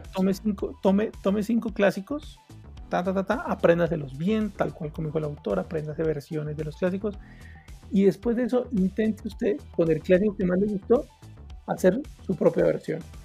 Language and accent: Spanish; Pasto, Nariño, Colombia; soy de Pasto